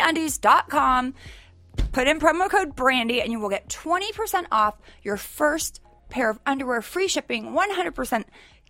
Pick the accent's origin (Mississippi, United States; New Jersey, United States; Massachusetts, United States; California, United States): California, United States; Sacramento; I grew up in Sacramento, but I used to party in San Francisco all the time.